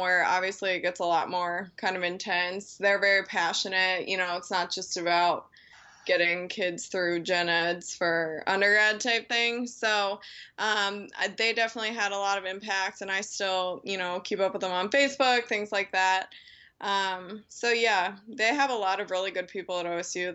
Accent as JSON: {"language": "English", "town": "Dublin", "region": "Ohio", "country": "United States", "tie": "born or raised there", "lives_now": "Perrysburg, United States", "said": "I grew up in Dublin, which is a suburb of Columbus"}